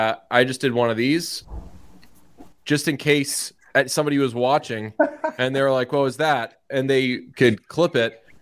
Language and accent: English; Boston, Massachusetts, United States; I'm from Boston